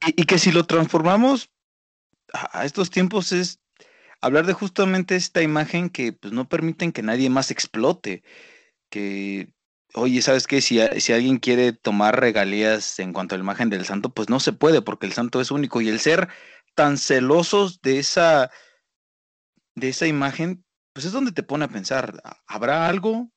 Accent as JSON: {"language": "Spanish", "country": "Mexico", "said": "como mexicanos"}